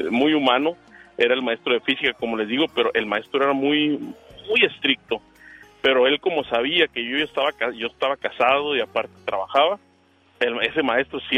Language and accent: Spanish; Mexicali, Baja California, Mexico; Este, yo soy de Mexicali y recuerdo ya hace como unos 25 años eh, un maestro de física.